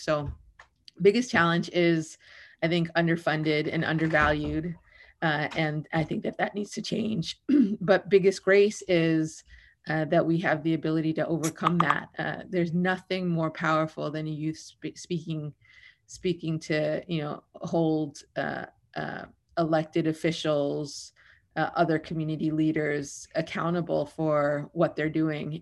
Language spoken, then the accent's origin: English; New York City, New York, United States; now in Oakland, United States; I grew up in the Bronx. I had to move a lot. I moved thirteen times in sixteen years, um, largely around the Bronx